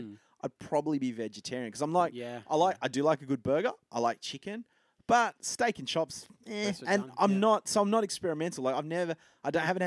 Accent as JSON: {"language": "English", "region": "Tasmania", "country": "Australia", "said": "I'm from Tassie"}